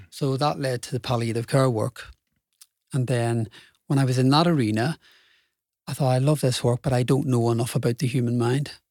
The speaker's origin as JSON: {"language": "English", "town": "Belfast", "region": "Northern Ireland", "country": "United Kingdom", "tie": "born or raised there", "said": "so I grew up in Belfast, Irish working class family"}